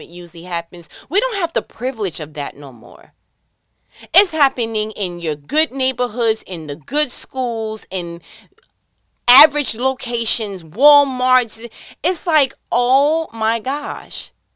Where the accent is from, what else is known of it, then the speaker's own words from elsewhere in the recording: New York, United States; I'm from New York